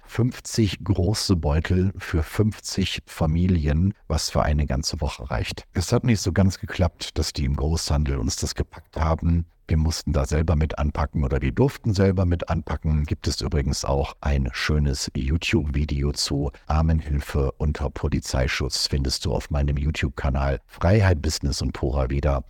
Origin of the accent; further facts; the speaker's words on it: Germany; moved away; auch wir als Deutsche